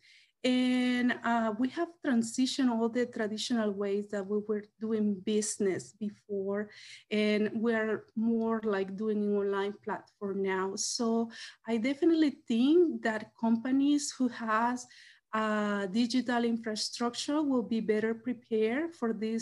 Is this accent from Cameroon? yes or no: no; El Salvador; moved away as an adult; now in Washington, United States; I came from El Salvador with a background in economics